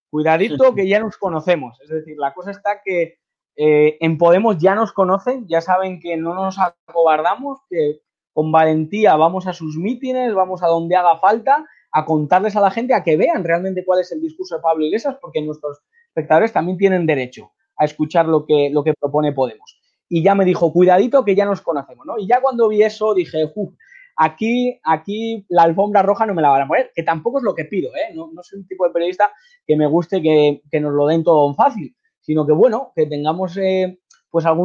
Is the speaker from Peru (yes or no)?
no; Spain; Pues eso me, caracteriza como español y como persona que quiero contar la verdad y como periodista